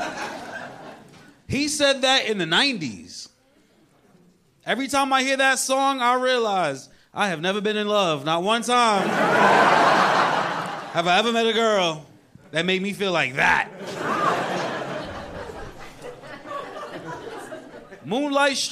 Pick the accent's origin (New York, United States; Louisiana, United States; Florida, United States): New York, United States; moved away as an adult; now in Los Angeles, United States; I'm a New Yorker.